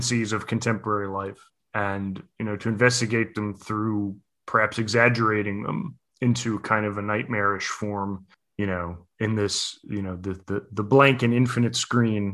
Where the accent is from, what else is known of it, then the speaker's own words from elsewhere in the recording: United States; now in New York, United States; as an American, you know, living in New York